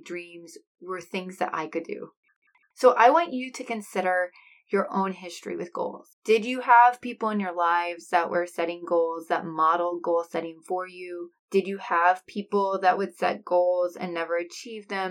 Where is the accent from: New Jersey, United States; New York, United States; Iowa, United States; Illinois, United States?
Iowa, United States; I am from Iowa